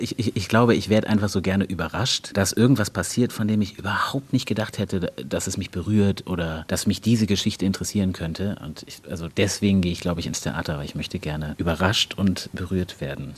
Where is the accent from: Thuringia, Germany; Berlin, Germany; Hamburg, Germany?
Berlin, Germany; moved away as an adult; now in Dortmund, Germany; Ich bin ja ähm, quasi neu Dortmunder, ich mhm. bin ja Berliner und ich pendle auch am Wochenende natürlich nach Hause